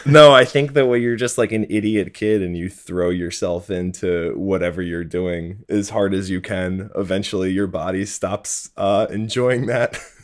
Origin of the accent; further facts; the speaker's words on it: Hockessin, Delaware, United States; now in New York City, United States; I grew up in Hokessen, which is right outside of, uh, Wilmington.